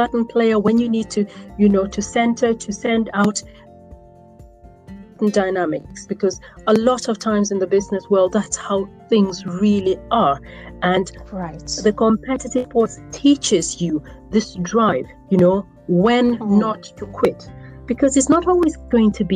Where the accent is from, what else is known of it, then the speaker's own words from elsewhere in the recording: Northern Region, Uganda; first language Acholi; English is a second language; in my African language, which is Achole, I come from Northern Uganda